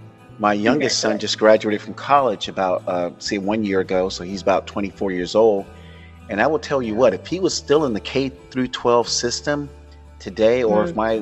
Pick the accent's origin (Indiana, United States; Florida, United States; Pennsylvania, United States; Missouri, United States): Florida, United States; also born or lived in California; now in Sacramento, United States; I grew up in Florida